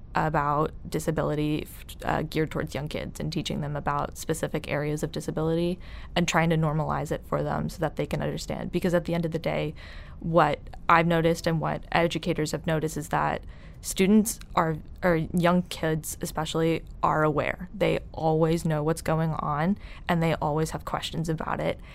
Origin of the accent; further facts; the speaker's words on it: Ireland; I'm Irish